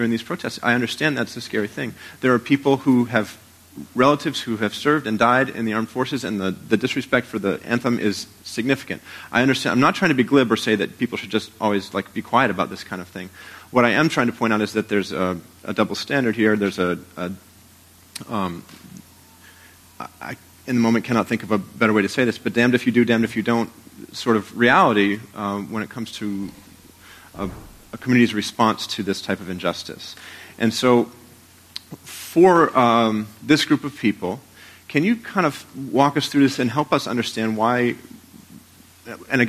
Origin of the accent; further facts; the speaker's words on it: Portland, Maine, United States; now in Rochester, United States; In my hometown of Portland, Maine